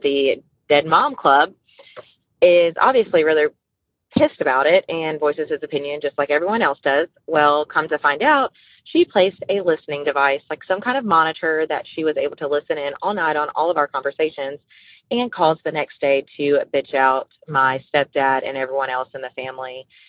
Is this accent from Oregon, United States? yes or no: no; Louisiana, United States; I'm from Louisiana